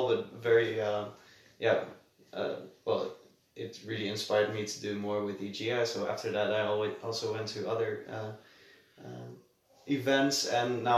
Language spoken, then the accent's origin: English; Nijmegen, Gelderland, Netherlands; I'm from Nijmegen in the Netherlands.